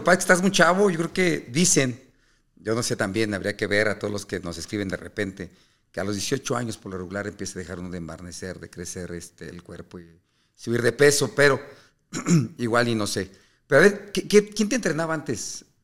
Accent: Mexico

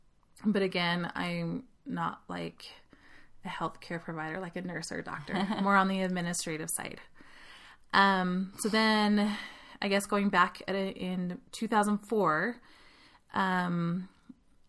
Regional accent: Holladay, Utah, United States; moved away as an adult; now in Utah County, United States; I am originally from Holiday, Utah, which is up in Salt Lake, and kind of consider myself a Salt Lake girl, even though I've been down in Utah County for 12 years

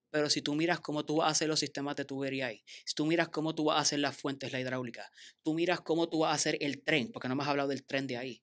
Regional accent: Bayamón, Puerto Rico; also born or lived in Mayagüez; yo vengo de Bayamón

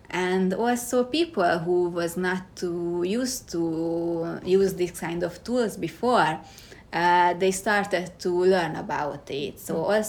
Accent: Hungary; English is a second language; now in Kyoto, Japan; And originally I am from Hungary and now living in Kyoto.

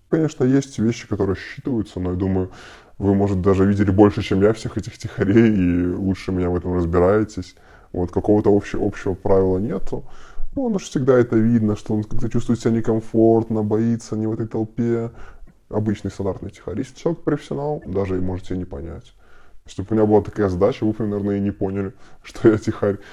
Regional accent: Belarus; почувствовать себя, как остальные белорусы

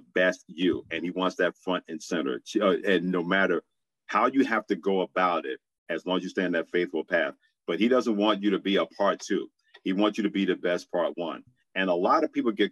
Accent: New York City, New York, United States; when we would go to church each and every Sunday growing up in Brooklyn, New York

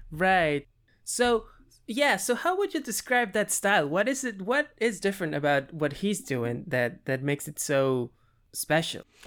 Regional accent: Peru; moved away; am from South America. I'm from Peru.

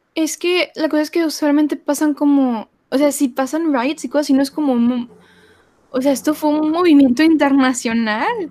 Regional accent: Mexico; todos somos mexicanos, todos somos latinos

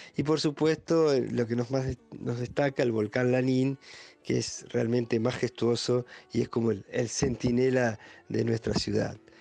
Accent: Junín de los Andes, Neuquén, Argentina; soy nacido y criado acá en Junín de los Andes

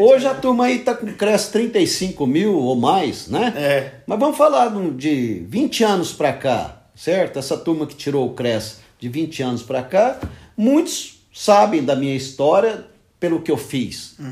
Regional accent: Anápolis, Goiás, Brazil; moved away; also born or lived in São Paulo / Palmas, Tocantins; eu sou anapolino, nascido e criado na Praça do Emanuel

